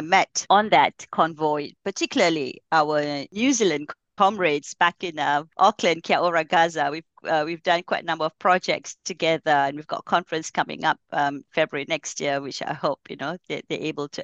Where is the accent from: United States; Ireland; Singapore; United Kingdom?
Singapore; now in Malaysia; growing up in Singapore